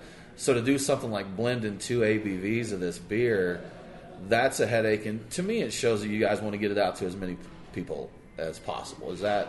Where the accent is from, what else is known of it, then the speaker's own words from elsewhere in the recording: Georgia, United States; we're from Georgia. We got a 14% cap there